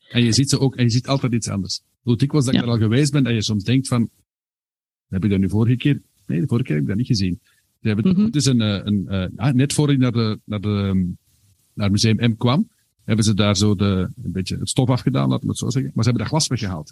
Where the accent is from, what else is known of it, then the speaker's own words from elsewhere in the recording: Herentals, Flanders, Belgium; ik ben van Herentals afkomstig.